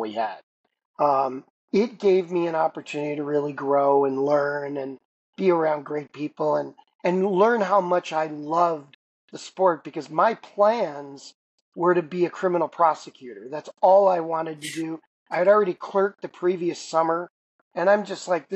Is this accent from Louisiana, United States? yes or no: no; Chicago, Illinois, United States; moved away as an adult; also born or lived in Los Angeles / Seattle / Toronto; I had two teams in my hometown. And as a result, I grew up in a neighborhood with 100 kids on my block.